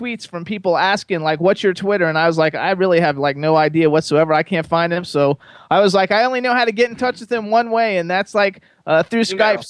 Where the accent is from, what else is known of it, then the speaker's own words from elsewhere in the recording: Florida, United States; I'm from Florida. I lived in Florida for 50 years